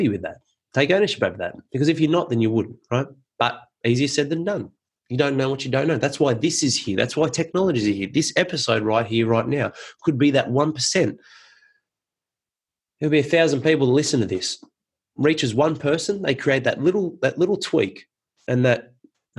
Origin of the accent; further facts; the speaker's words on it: Penrith, New South Wales, Australia; I grew up in Penrith and loved my upbringing there.